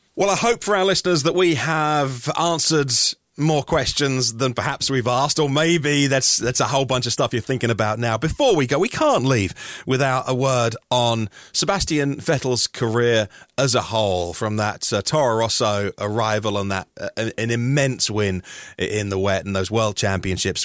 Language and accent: English; United Kingdom; British people working in the British press